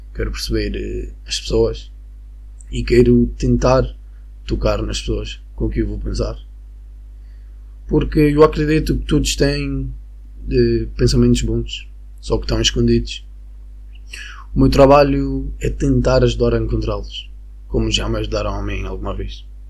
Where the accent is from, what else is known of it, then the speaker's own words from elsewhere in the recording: Venezuela; Portuguese is a second language; now in Madeira, Portugal; eu sou da Venezuela